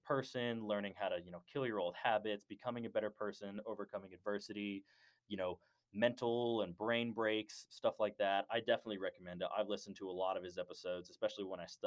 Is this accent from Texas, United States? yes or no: yes; Dallas, Texas, United States; I am from Dallas, Texas. I'm from the far north area, like around the Plano-Richardson area